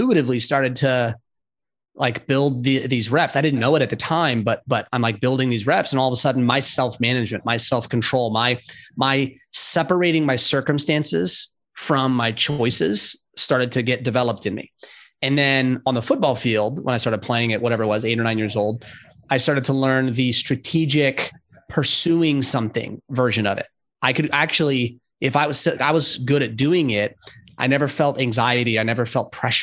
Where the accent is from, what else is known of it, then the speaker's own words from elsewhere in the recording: San Diego and LA, Southern California, United States; also born or lived in Los Angeles; now in Charlotte, United States; I grew up in Southern California, San Diego